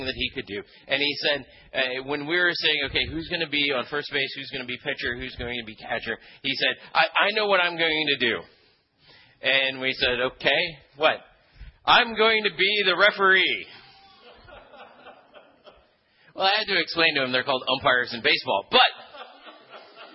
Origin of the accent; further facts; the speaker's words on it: Philippines; moved away; when I was a kid, I grew up in the Philippines